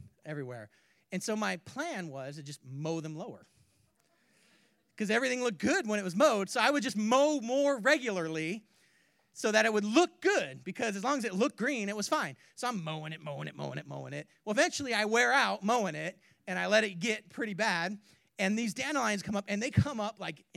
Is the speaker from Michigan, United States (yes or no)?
no; California, United States; moved away; also born or lived in Spokane; I grew up in California